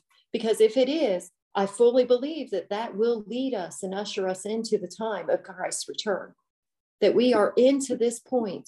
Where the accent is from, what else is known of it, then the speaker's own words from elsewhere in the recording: Cincinnati, Ohio, United States; I'm from Cincinnati area